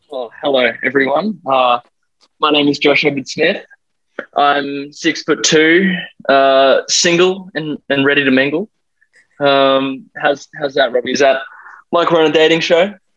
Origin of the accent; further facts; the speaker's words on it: Perth, Western Australia, Australia; now in Gold Coast, Australia; I'm currently on the Gold Coast. I'm from Perth, um, WA, the best state in my opinion.